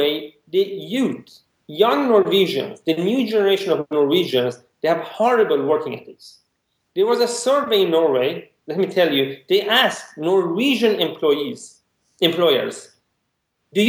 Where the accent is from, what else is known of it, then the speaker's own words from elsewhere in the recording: Iran; I'm from Iran